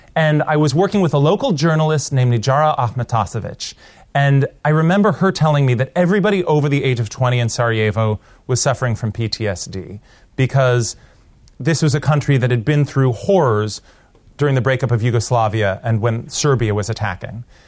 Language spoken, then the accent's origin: English; Portland, Oregon, United States; moved away; also born or lived in India; my hometown, Portland, Oregon